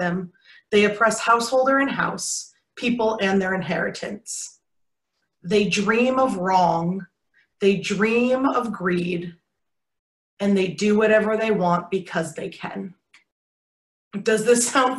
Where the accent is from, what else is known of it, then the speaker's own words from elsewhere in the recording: Michigan, United States; now in Wichita, United States; I grew up in Michigan